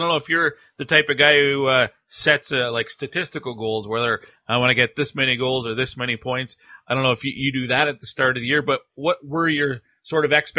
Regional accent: Cold Lake, Alberta, Canada; I'm familiar with Wainwright, being a Cold Lake guy myself

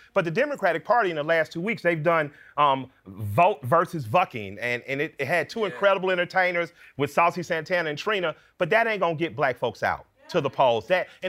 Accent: Atlanta, Georgia, United States; I'm from Atlanta

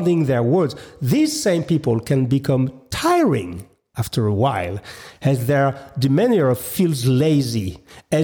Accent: France; English is a second language; maybe I'm not so good in English. I'm sorry. After all, I'm French

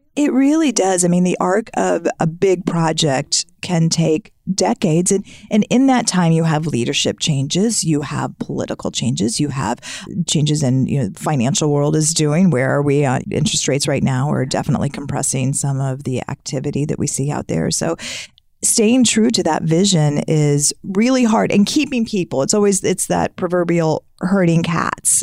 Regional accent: United States; now in Shawnee, United States; I grew up on the Mississippi River, and so, so much of our town was centered around down the river

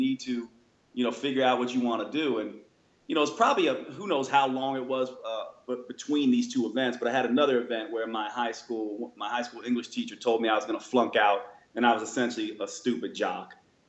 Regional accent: Long Island, New York, United States; born there; now in North Carolina, United States; So I was born in New York and raised by parents that were basically raised in Manhattan. Then I moved to the South, North Carolina.

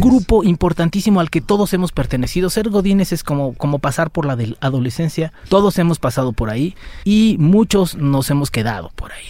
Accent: Mexico; Como somos los mexicanos

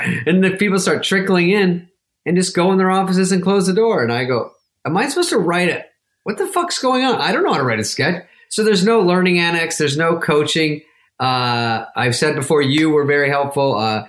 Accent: Arizona, United States; moved away as an adult; And I've never even been really to New York. I was from Arizona. I've never really been back east. I didn't know about accents.

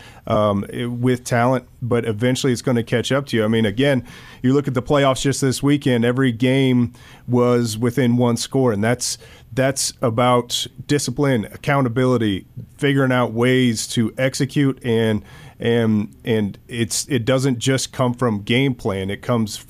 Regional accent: northwest Iowa, United States; moved away; I was in the northwest corner of Iowa

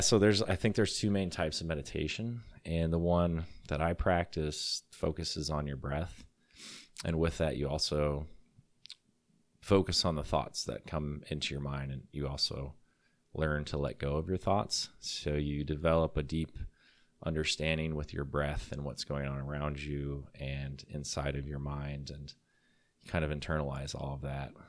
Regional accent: Illinois, United States; moved away as an adult; also born or lived in Colorado; I was moving back from Colorado to Illinois

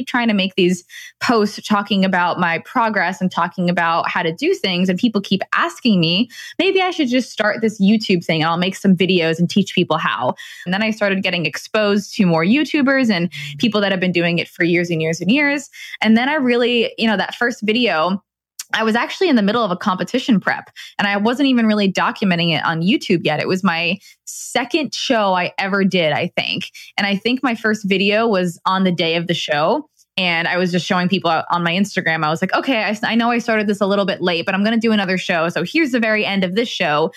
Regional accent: Rhode Island, United States; moved away as an adult; also born or lived in Los Angeles, California; now in California, United States; me growing up in Rhode Island

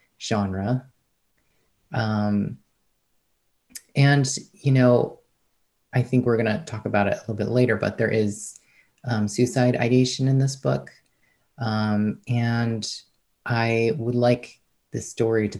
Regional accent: outside New York City, United States; I grew up outside New York City

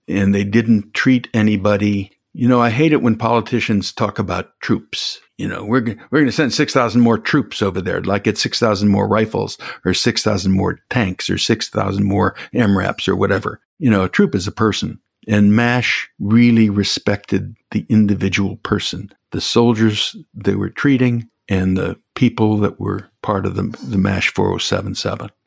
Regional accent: Chicago, Illinois, United States; I'm from Chicago

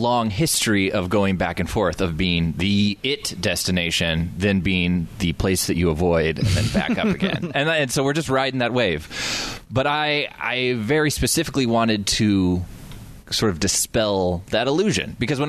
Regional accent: Eastern Washington, United States; moved away; also born or lived in Spokane / Tri-Cities / Leavenworth; I'm from the Eastern Washington.

